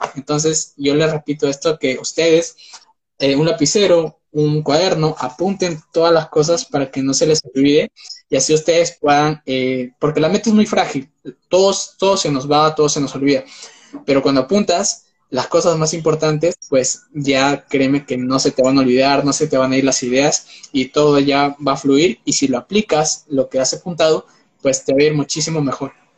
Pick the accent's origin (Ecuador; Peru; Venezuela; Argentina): Peru; Yo soy de Perú, vivo en Perú actualmente.